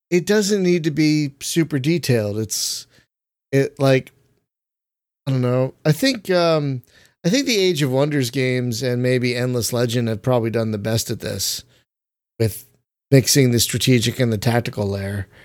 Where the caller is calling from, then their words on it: Nebraska, United States; I'm calling in from Nebraska.